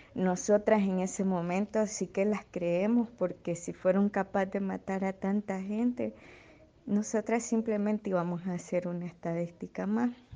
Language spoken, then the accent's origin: Spanish; Estelí, Nicaragua; moved away; de estelí eh, tengo 26 años